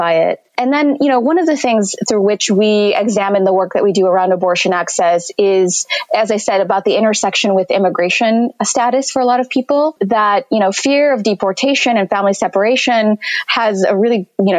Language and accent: English; San Jose, California, United States; also born or lived in Mexico City, Mexico; I was born in Mexico City and I moved to California, to San Jose, California, specifically with my family when I was three